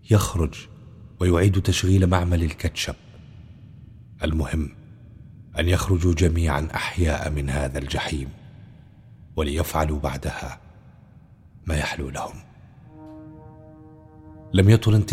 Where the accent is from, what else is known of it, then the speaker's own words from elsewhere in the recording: Qaboun, Damascus Governorate, Syria; انا انا من القابون شيخي آه، الحي اللي كان مع الثورة من أول يوم